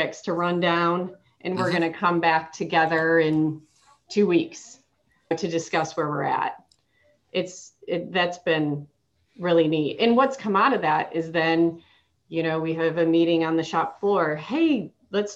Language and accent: English; Michigan, United States; moved away as an adult; also born or lived in Charlotte, North Carolina; now in Concord, United States; I am from Michigan. After I graduated from Michigan State, I moved to Charlotte to work for Bank